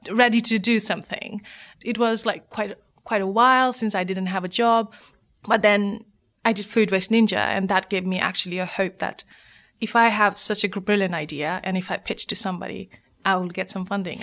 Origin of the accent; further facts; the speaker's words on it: Nepal; moved away as an adult; now in United Kingdom; my story of growing up in Nepal